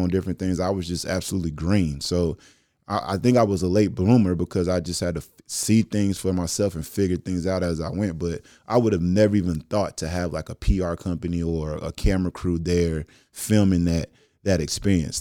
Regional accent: Dallas, Texas, United States; now in Houston, United States; me growing up in Dallas and being from Texas

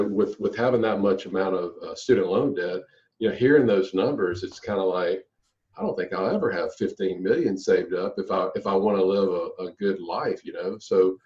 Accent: Louisiana, United States; I'm from Louisiana

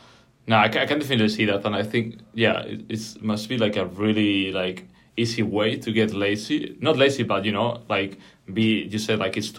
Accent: Spain; English is a second language; I'm far from native. Like, I'm from Spain

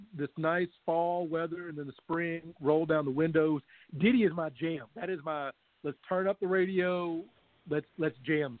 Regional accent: Louisville, Kentucky, United States; My hometown, beloved Cardinals

